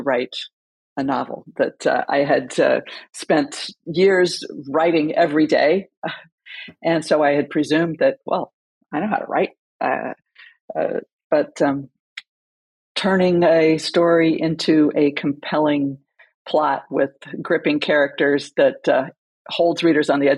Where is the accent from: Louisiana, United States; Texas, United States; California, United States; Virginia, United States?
California, United States; I grew up in California